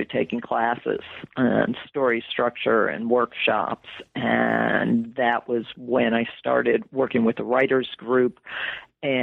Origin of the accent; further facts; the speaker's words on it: West Hartford, Connecticut, United States; I grew up in West Hartford, Connecticut